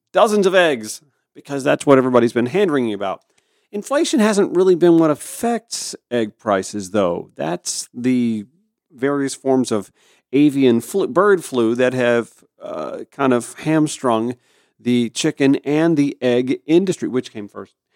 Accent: Augusta, Georgia, United States; also born or lived in Grovetown, Georgia; my hometown of Augusta, Georgia

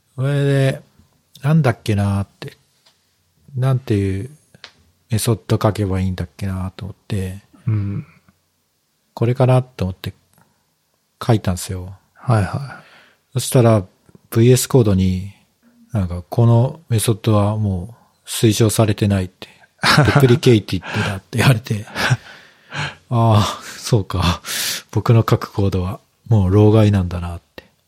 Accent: Kyushu, Japan; moved away; 僕は九州出身なんで

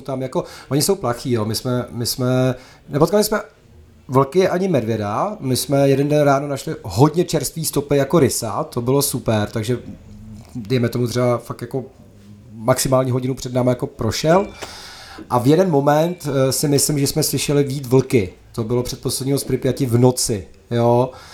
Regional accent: Bohemia, Czechia; tady u nás v Čechách

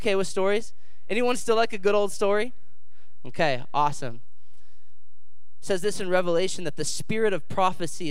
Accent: Dayton, Ohio, United States; I'm here from Dayton, Ohio, born and raised, local boy

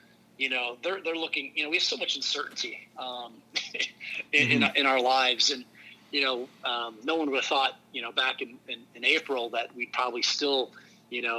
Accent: Wisconsin, United States; now in St. Louis, United States; I grew up in rural Wisconsin, small town

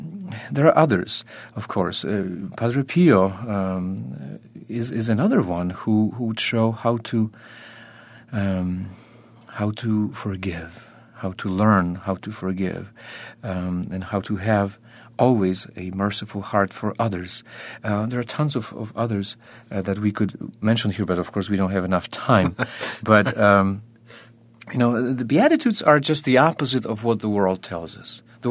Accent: Poland; born there; I was born in Poland.

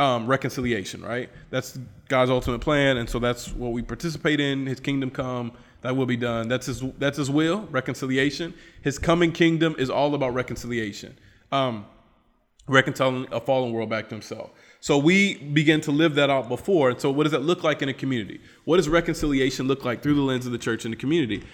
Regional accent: United States; moved away; I'm American

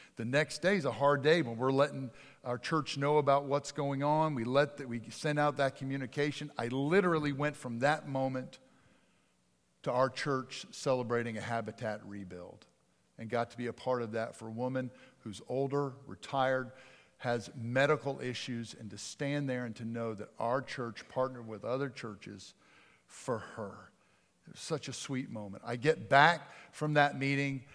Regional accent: outside of Philadelphia, Pennsylvania, United States; moved away; I grew up outside of Philadelphia

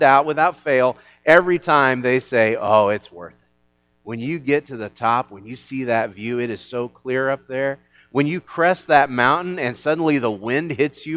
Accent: Illinois, United States; I am from Illinois, and I grew up in a town a lot like this one

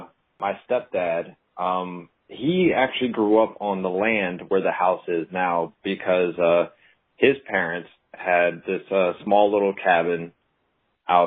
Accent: Naples, Campania, Italy; also born or lived in United States; Because I grew up overseas, actually, with my dad being in the military. I grew up in Naples, Italy.

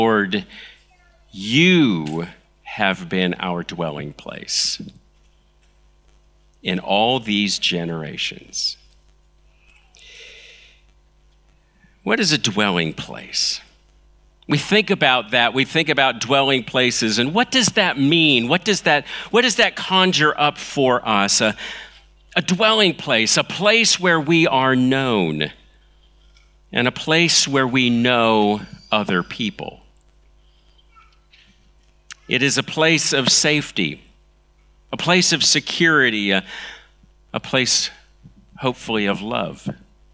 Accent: Los Angeles, California, United States; moved away; also born or lived in China; I'm from Los Angeles. That's where I was born

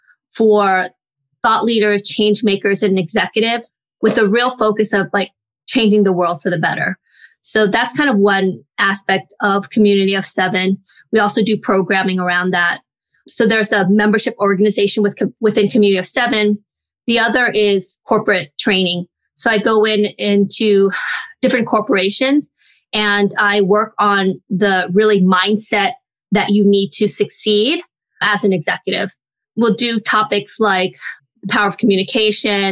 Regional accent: Los Angeles, California, United States; also born or lived in Stanford University; I grew up in like in Inglewood and Hawthorne, California and Los Angeles.

